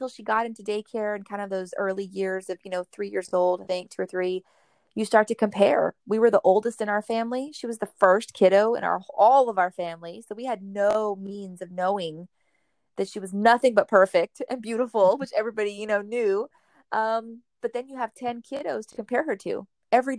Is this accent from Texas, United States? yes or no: yes; Rio Grande Valley, south Texas, United States; I'm actually from the Rio Grande Valley. It's the very tip of Texas, south Texas, the most south you can probably go in our country. And we come from an area that is underserved. There's very little resources, particularly, I think, when it comes to special education, special needs, you know, that whole special needs population. But we grew up here